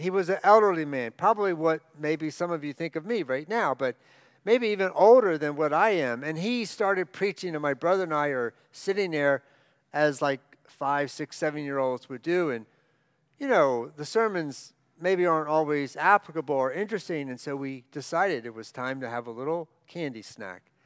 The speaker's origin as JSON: {"language": "English", "area": "outside of Baltimore", "region": "Maryland", "country": "United States", "tie": "born or raised there", "said": "I grew up outside of Baltimore, out in the rural area"}